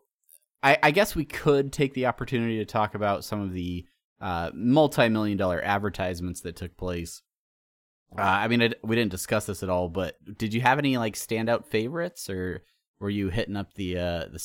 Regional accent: San Diego, California, United States; I grew up in San Diego

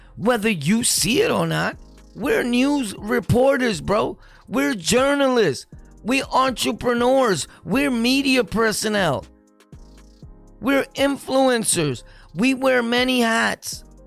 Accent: New York, United States; We're from New York

